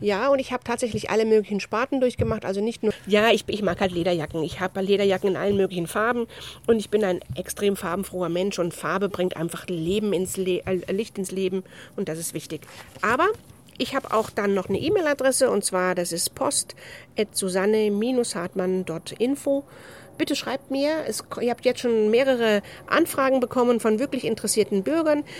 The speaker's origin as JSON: {"language": "German", "region": "Rhineland", "country": "Germany", "said": "ich bin eine rheinische Frohnatur"}